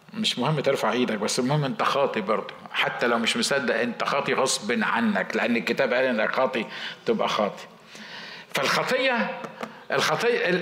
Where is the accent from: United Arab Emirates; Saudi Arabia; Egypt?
Egypt; احنا بنقول بالمصري